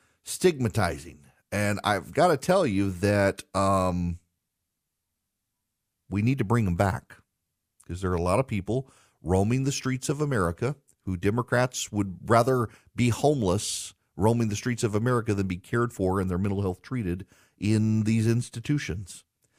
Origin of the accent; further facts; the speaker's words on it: Dubai, United Arab Emirates; also born or lived in Jackson, Louisiana, United States; So as a kid, I grew up in I grew up in Dubai, but would come home to the town where I lived until I was 5 years old. It's called Jackson, Louisiana.